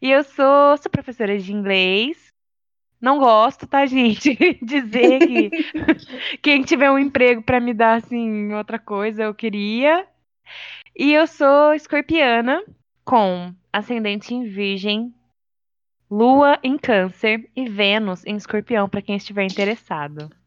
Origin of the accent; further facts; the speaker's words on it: Vargem Grande do Sul, São Paulo, Brazil; eu sou do interior de São Paulo. Minha cidade chama Vargem Grande do Sul.